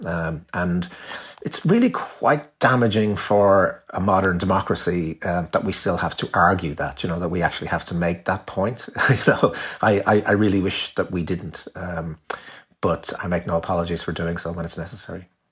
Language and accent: English; Ireland; I'm very proud of being Irish